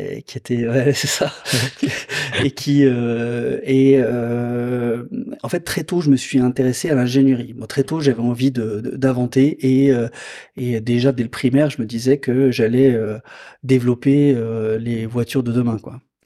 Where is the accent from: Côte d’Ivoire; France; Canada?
France; Lyon area, Auvergne-Rhône-Alpes; moved away as an adult; revenir dans ma région natale